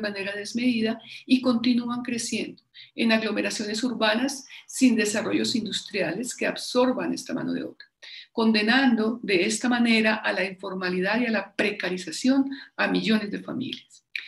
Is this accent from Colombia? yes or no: yes; Colombia